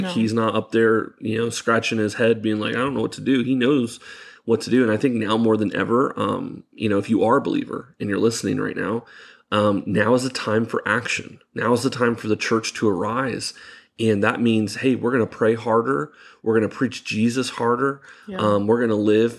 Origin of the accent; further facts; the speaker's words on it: Florida, United States; growing up in Florida